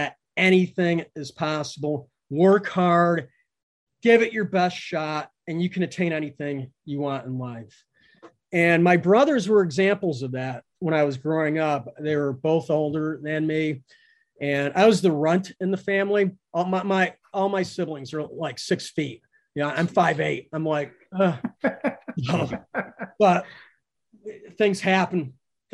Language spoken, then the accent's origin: English; central Connecticut, United States; now in Costa Rica; I grew up in Connecticut, New England, in central Connecticut